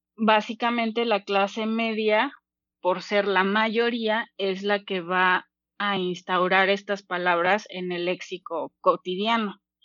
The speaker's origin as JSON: {"language": "Spanish", "region": "Mexico City", "country": "Mexico", "also_born_or_lived": "Cuernavaca", "said": "tengo 30 años y soy de la Ciudad de México."}